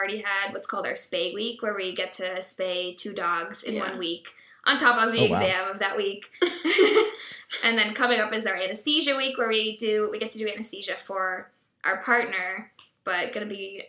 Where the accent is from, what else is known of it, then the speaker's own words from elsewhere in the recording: Boston, Massachusetts, United States; I'm actually from the Boston area.